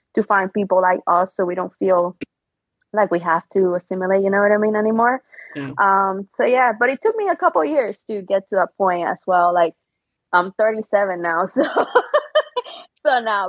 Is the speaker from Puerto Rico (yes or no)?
yes; Puerto Rico; born or raised there; English is a second language; moved away as an adult; also born or lived in Chicago